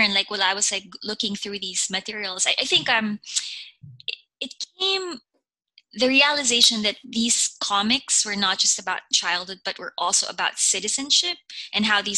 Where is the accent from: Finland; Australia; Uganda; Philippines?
Philippines; moved away as an adult; now in United States; When I was growing up in the Philippines